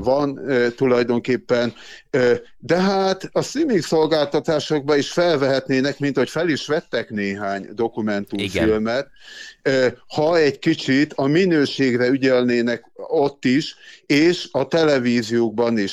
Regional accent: Gyöngyös, Heves, Hungary; moved away; also born or lived in Szabolcs-Szatmár-Bereg; Én gyöngyösi származású vagyok, Mátrai

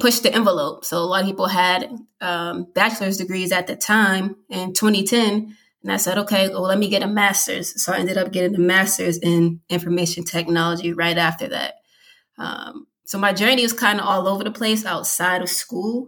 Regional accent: Massachusetts, United States; moved away as an adult; now in Virginia, United States; I'm originally from Massachusetts. I moved down here to Virginia 5 years ago

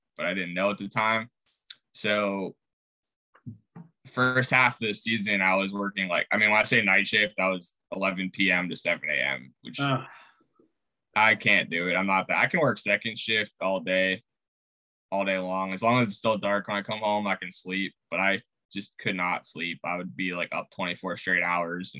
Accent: Pittsburgh, Pennsylvania, United States; moved away as an adult; now in Indianapolis, United States; I grew up in Pittsburgh

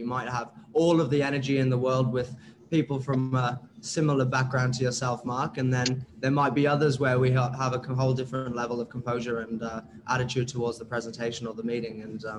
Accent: United Kingdom; accent: British; moved away as an adult; now in Australia; As you can tell by my British accent, I've got all of my friends, all of my main friends from ages 10 to 22 who live in the UK and in parts of Europe.

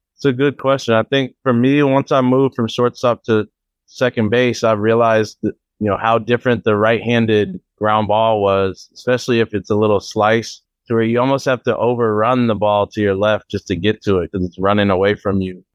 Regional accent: Oakland, California, United States; my hometown in Oakland, old stomping grounds.

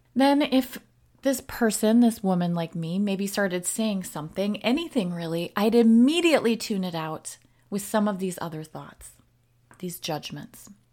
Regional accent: the North, United States; moved away; also born or lived in Wisconsin; I am from the U S and I am from the North

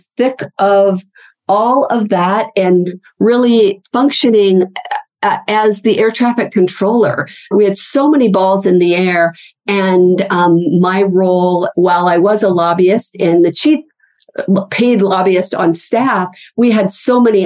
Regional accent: Pacific Northwest, United States; moved away as an adult; also born or lived in Salt Lake City, Utah; I moved from the Pacific Northwest, which is where I grew up, to Salt Lake City, Utah

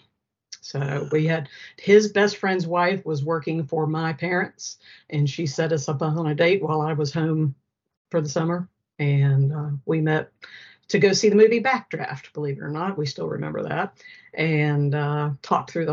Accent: Faison, North Carolina, United States; also born or lived in South Florida; I grew up in Faison. That's Faison. Where I've been ever since we moved to North Carolina.

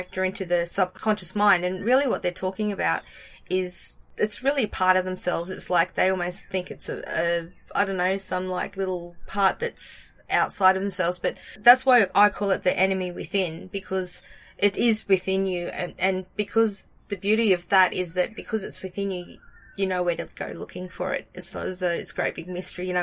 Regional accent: Australia; I'm Australian

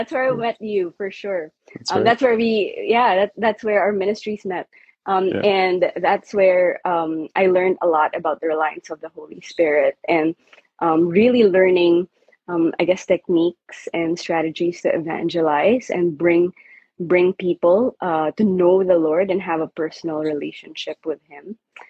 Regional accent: Manila, Metro Manila, Philippines; moved away; also born or lived in Vancouver, Canada / Lansing, Michigan; I was born and raised in the Philippines, in Manila. And I grew up in a Catholic home, went to an all-girls private Catholic school.

